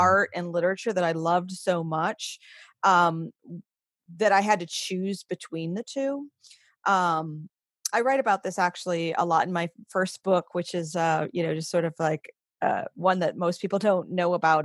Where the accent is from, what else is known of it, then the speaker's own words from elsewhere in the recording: Maine, United States; moved away; also born or lived in western New York; was born and raised in Maine